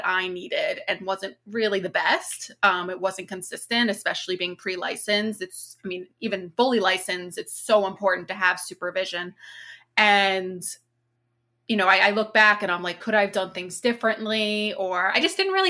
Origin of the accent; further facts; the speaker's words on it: Long Island, New York, United States; I'm from Long Island.